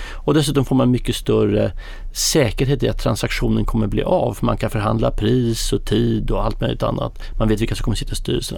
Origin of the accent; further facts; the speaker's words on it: Sweden; vi är svenskar själva